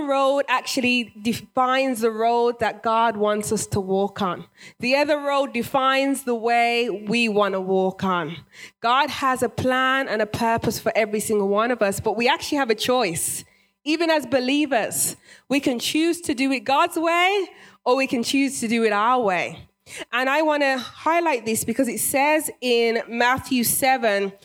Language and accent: English; England, United Kingdom; moved away as an adult; now in United States; I'm originally British, born and raised